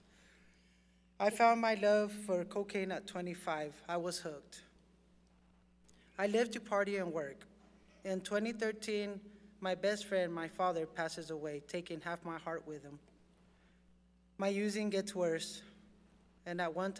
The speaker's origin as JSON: {"language": "English", "town": "Portales", "region": "New Mexico", "country": "United States", "tie": "born or raised there", "said": "I was born in Portales, New Mexico. I was a farm laborer at a young age. I had a good childhood"}